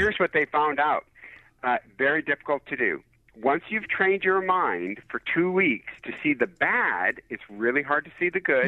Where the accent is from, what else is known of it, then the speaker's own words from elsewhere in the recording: Detroit, Michigan, United States; I'm from Detroit